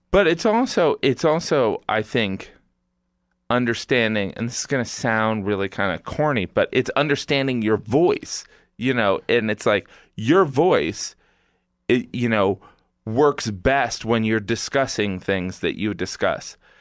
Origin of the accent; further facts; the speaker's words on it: Indiana, United States; moved away; from Indiana